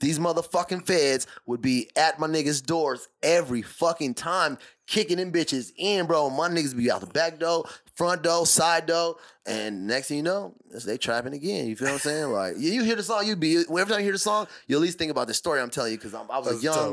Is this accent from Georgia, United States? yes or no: no; Tucson, Arizona, United States; now in Singapore; I grew up, you know, we're from Tucson. So we grew up by a lot of West Coast